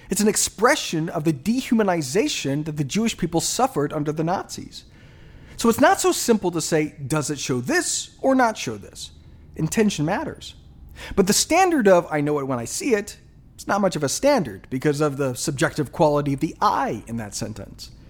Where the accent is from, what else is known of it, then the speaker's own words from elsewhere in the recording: Japan; You know, I grew up in Japan.